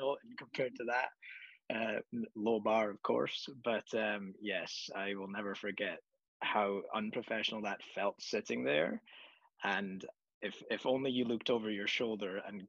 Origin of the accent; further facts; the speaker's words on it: Scotland, United Kingdom; moved away; when I was young and I grew up in Scotland, we lived in a cobbled street.